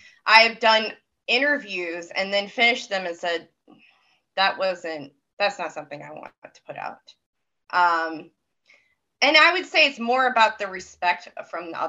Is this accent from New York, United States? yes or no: no; Maine, United States; I'm from Maine.